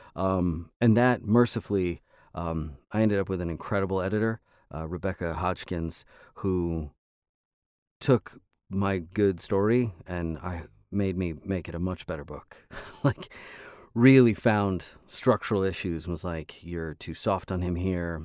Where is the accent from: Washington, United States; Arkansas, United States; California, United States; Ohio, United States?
California, United States; Los Angeles; Los Angeles, which is my hometown